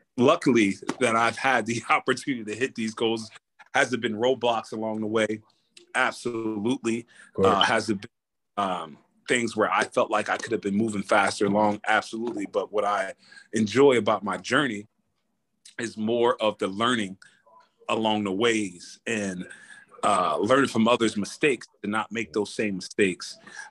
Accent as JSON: {"language": "English", "town": "Camden", "region": "New Jersey", "country": "United States", "tie": "born or raised there", "also_born_or_lived": "Iowa", "moved": "as an adult", "said": "Growing up in Camden, New Jersey, you know, back in the 90s"}